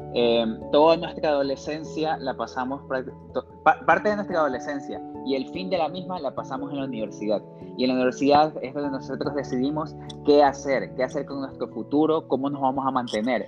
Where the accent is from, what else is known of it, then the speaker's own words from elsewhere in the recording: Guayaquil, Guayas, Ecuador; nosotros como guayaquileños